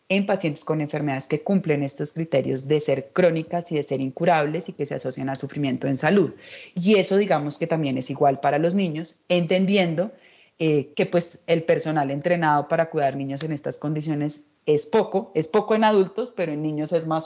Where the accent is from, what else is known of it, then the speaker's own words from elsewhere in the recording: Mexico; now in Bogotá, Colombia; Hace seis años cuando yo llegué de México